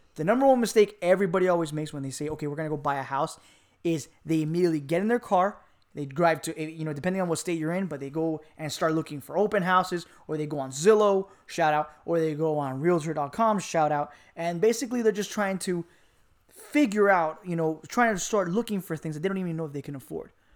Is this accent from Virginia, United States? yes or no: no; Miami, Florida, United States; moved away; I'm from Miami, Florida